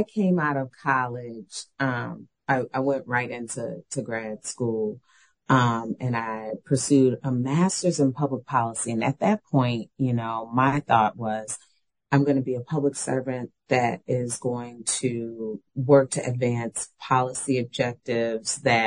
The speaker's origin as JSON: {"language": "English", "town": "New Orleans", "region": "Louisiana", "country": "United States", "moved": "yes", "said": "I'm from New Orleans"}